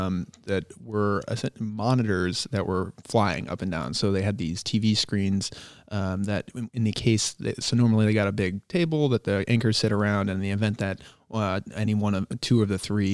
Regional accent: Cumberland, Rhode Island, United States; That's true. I grew up in Cumberland, Rhode Island. And so I know where things are and I know where things used to be.

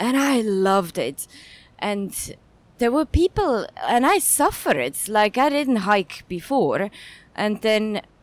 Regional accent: Zurich, Switzerland; moved away as an adult; now in Hong Kong; born and raised in Switzerland, where I actually didn't do much sports before I came to Hong Kong. I came to Hong Kong around 11 years ago

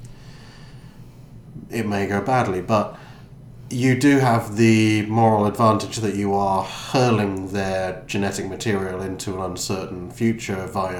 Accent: United Kingdom; we're all British

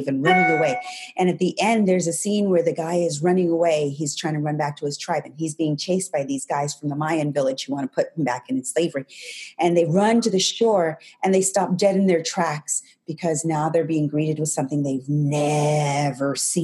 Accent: New Mexico, United States; I grew up in New Mexico

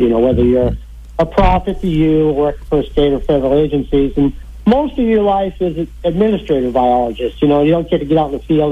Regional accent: Belmont, Massachusetts, United States; moved away; I grew up in Massachusetts in Belmont

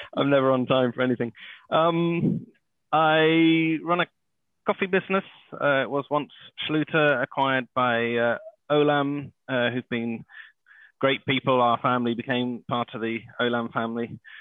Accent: Kenya; I grew up in Kenya and East Africa in a very privileged uh, position

